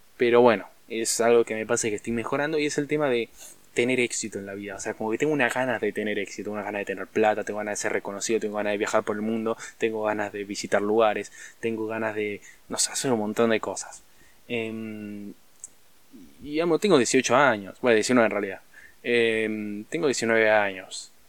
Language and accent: Spanish; Argentina; en Argentina estamos en una crisis brutal